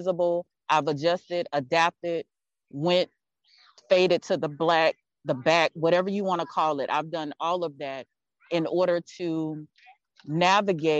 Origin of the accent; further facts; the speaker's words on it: Texas, United States; I'm from Texas